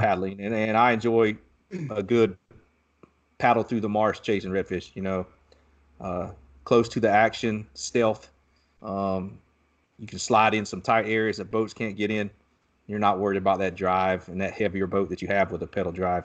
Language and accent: English; Southeast Georgia, United States; now in Texas, United States; I grew up in Southeast Georgia